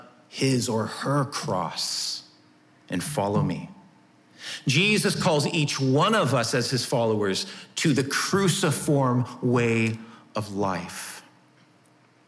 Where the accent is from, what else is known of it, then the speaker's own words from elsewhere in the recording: United States; us as American citizens